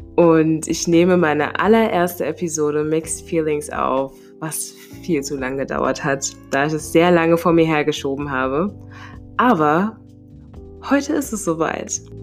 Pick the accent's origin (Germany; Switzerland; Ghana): Germany; Limburg an der Lahn, Hesse; now in Mainz, Germany; Ich komme ursprünglich aus einem Vorort, von einem Vorort von Limburg an der Lahn